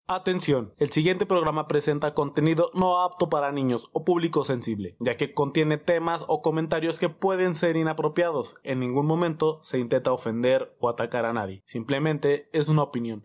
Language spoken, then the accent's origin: Spanish; Mexico; nos sentimos más mexicanos que nunca